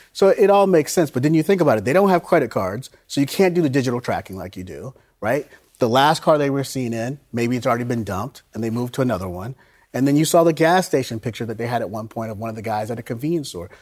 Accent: Florida, United States; I grew up in Florida

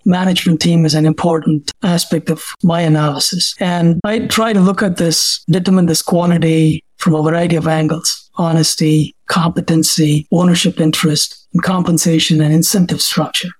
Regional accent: India; moved away as an adult; now in United States; I'm originally from India. I came here as a student

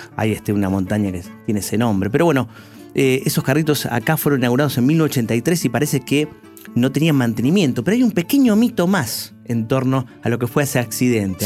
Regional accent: Lomas de Zamora, Buenos Aires Province, Argentina; Lomense, como nosotros

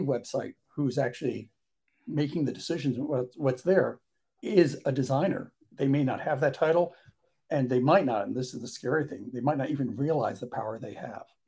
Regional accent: New York, United States; being a New Yorker, driving cabs

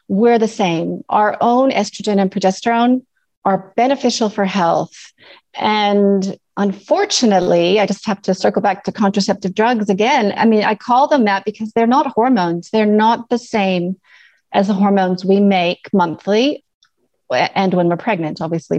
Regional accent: Canada; accent: mixed; now in New Zealand; So as you can hear from my mixed accent, I'm Canadian originally. I now live in New Zealand, which is sort of why I have this complicated accent.

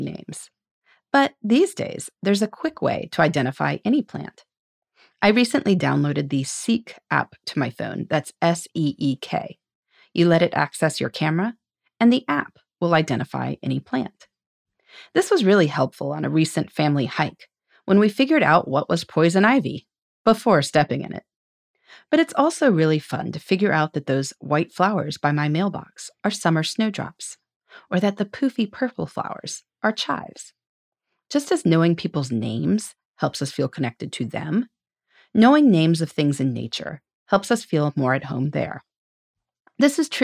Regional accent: Indiana, United States; I took a botany class in high school that involved traveling to parks all over my home state of Indiana

